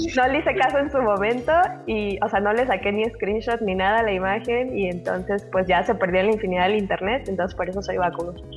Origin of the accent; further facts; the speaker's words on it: Mexico; soy mexicana